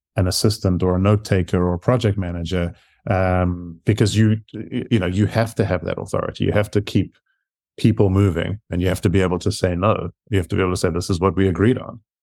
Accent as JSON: {"language": "English", "country": "South Africa", "accent": "South African", "moved": "as an adult", "lives_now": "United States", "said": "I actually moved to the U S from South Africa. So that's where my accent comes from."}